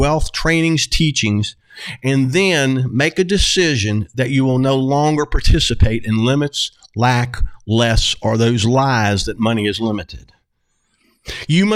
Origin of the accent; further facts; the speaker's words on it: the South, United States; I'm from the South